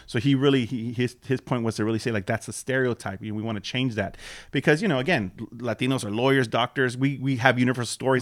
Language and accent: English; Los Angeles, California, United States; also born or lived in Southgate / Lynwood / Norwalk / Whittier; now in West Covina, United States; I grew up actually in Watts